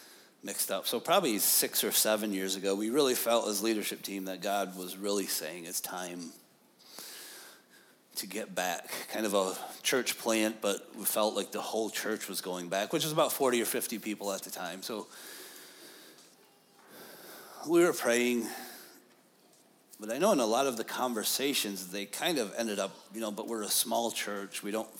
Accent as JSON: {"language": "English", "region": "upstate New York", "country": "United States", "also_born_or_lived": "Pine Grove", "said": "We are from New York, upstate."}